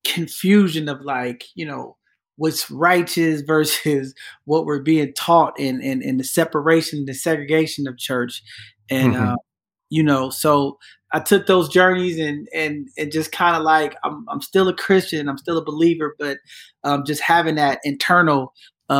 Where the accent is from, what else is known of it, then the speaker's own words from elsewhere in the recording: San Francisco, California, United States; I grew up in San Francisco